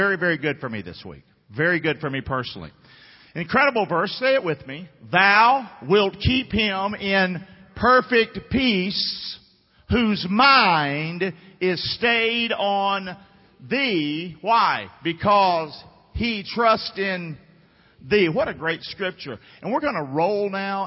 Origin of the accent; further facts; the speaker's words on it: Rockingham, North Carolina, United States; moved away; I grew up in Rockingham